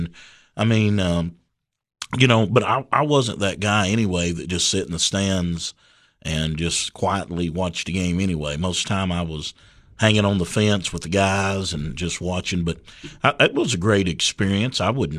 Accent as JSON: {"language": "English", "town": "Livingston", "region": "Tennessee", "country": "United States", "tie": "born or raised there", "said": "Yeah, I was born and raised in Livingston, and of course went to school, local schools there, and raised by a single mother."}